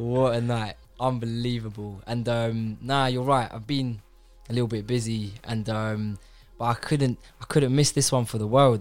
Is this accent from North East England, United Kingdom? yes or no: no; London, United Kingdom; I'm from North London